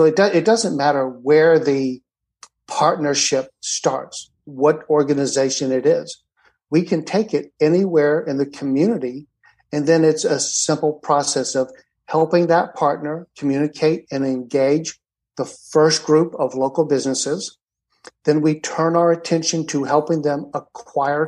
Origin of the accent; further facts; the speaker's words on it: Atlanta, Georgia, United States; moved away; I was raised in Atlanta